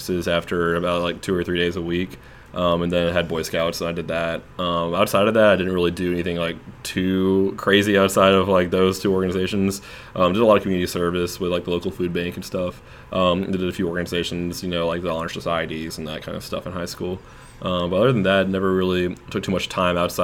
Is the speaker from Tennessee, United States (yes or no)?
yes; Germantown, Tennessee, United States; moved away as an adult; also born or lived in Cordova, Tennessee; I pretty much grew up all in one house in Germantown and went to all my elementary, middle school, and high school were all within 1 mile of my house